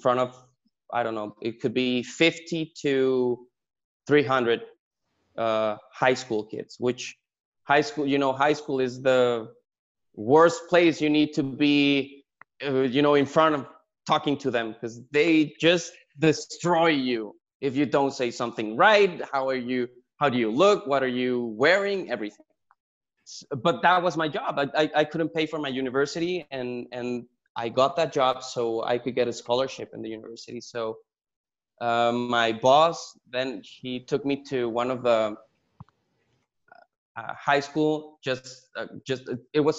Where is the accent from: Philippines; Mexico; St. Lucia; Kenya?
Mexico; moved away as an adult; also born or lived in San Diego, California; I was born and raised in Mexico